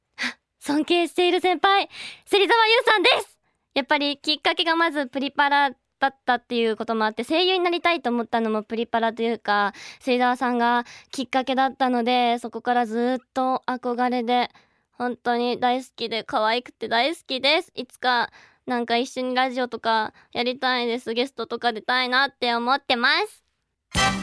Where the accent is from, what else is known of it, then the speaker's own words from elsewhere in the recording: Kobe, Hyogo, Japan; 兵庫県の神戸市出身です